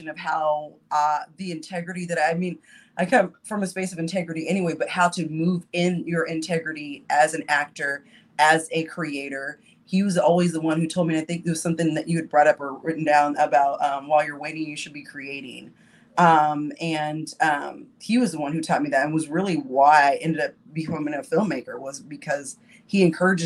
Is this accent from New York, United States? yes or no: no; Topeka, Kansas, United States; moved away as an adult; now in Chicago, United States; I'm from Topeka, Kansas.